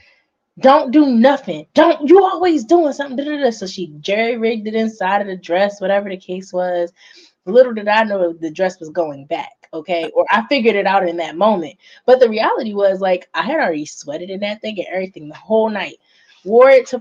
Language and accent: English; Philadelphia, Pennsylvania, United States; I'm from Philly, grew up in Philly